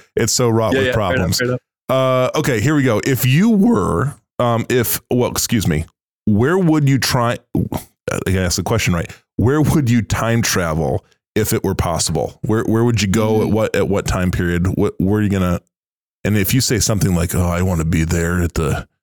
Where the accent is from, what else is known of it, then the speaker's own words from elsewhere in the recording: West Michigan, United States; I was born in West Michigan, so I know all about Dutch Reformed culture